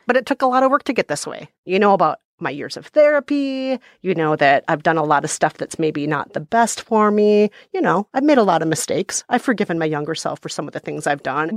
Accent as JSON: {"language": "English", "region": "Minnesota", "country": "United States", "tie": "born or raised there", "said": "I grew up in Minnesota"}